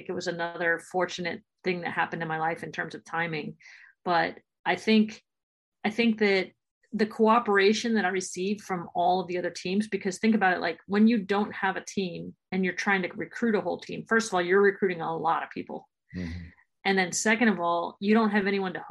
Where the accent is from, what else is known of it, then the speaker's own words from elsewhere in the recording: Florida, United States; I'm from Florida